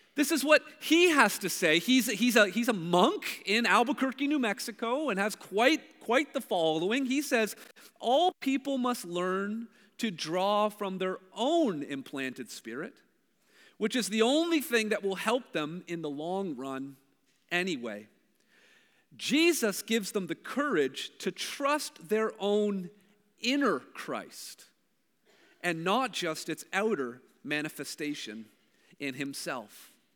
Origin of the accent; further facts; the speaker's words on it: Brampton, Ontario, Canada; also born or lived in Hamilton, Ontario; I'm from Brampton. But the truth is, I was born in Hamilton